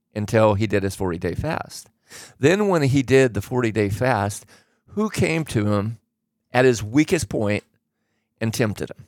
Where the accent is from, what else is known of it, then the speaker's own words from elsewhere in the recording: Oregon, United States; I grew up in Oregon